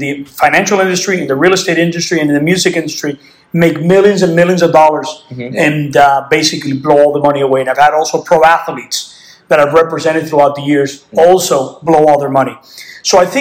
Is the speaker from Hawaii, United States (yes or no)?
no; Miami, Florida, United States; I was born and raised in Miami, Florida